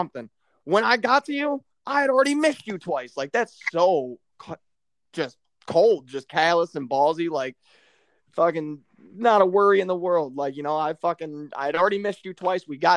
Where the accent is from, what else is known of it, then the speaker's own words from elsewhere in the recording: Midwest, United States; I'm from the Midwest